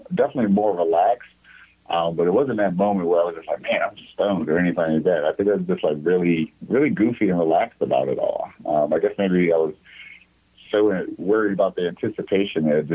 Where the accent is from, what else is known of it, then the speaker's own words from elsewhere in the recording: South Anne Arundel County, Maryland, United States; I grew up in South Anne Arundel County in Maryland, so about 30 minutes south of Washington, D.C.